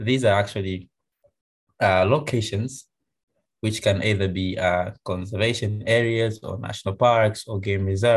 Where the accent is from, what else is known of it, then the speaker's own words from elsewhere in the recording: Tanzania; I'm from Tanzania